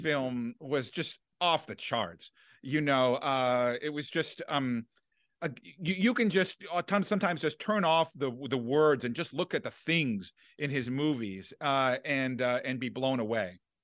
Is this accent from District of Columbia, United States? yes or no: yes; Washington, District of Columbia, United States; I grew up in Washington, D C